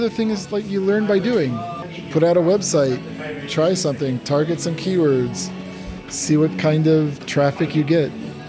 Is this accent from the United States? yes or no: yes; United States; moved away as an adult; now in Japan; I was just like, I'm an American, okay?